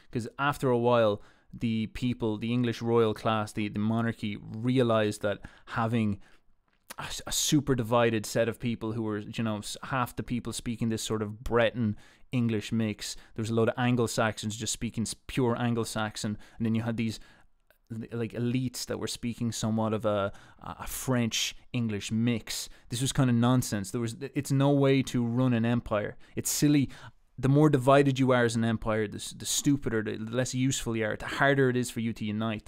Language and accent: English; Ireland; being Irish